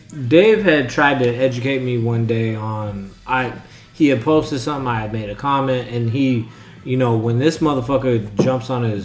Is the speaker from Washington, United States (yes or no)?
yes; Tacoma, Washington, United States; I'm mixed with a bunch of different shit or whatever. Like, I don't need to know all that. I do know I'm from Tacoma.